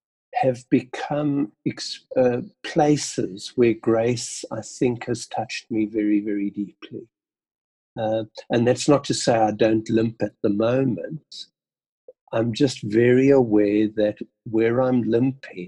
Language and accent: English; Port Elizabeth, Eastern Cape, South Africa; Being born in South Africa, Port Elizabeth, growing up in PE in a very, very ordinary family, living in 16 different homes in my first 17 years.